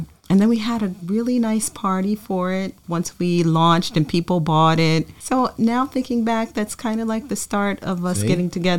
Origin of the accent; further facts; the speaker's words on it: Trenton, New Jersey, United States; I was born and raised here in Trenton. And when I first got together with Eric, he fell in love with this town. So we decided to settle here.